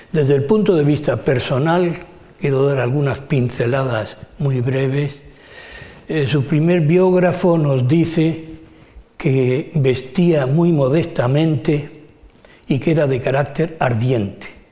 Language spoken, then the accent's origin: Spanish; Spain; nuestra como españoles